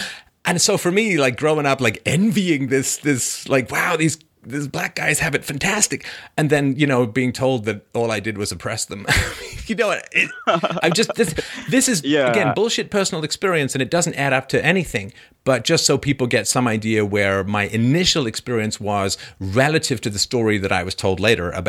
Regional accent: Canada; I mean, I grew up in Canada, right?

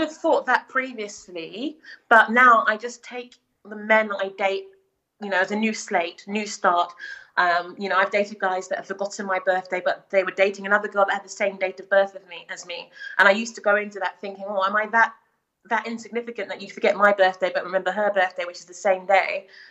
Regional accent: United Kingdom; I'm also British, but I'm black

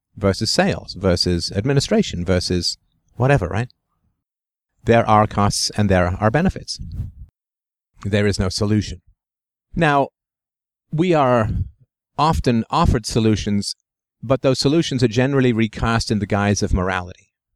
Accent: London, United Kingdom; twelve Priory Crescent, where I grew up in England, on Hermitage Road

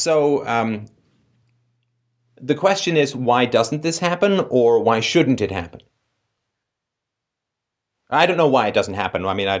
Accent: London, United Kingdom; London, the city that I grew up in.

